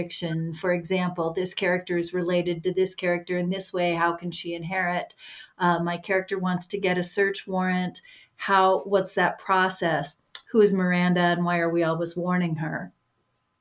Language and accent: English; Bigfork, Montana, United States; my hometown of Big Fork